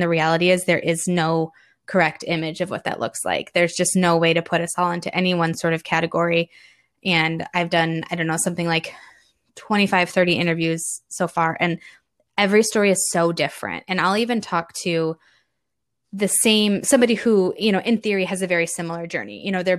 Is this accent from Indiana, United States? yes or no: yes; Indiana, United States; And we're from Indiana, just outside Chicago. So we've got the Midwest box checked as well.